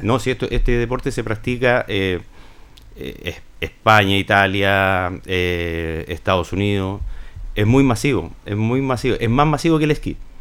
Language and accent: Spanish; Linares, Maule, Chile; soy de Linares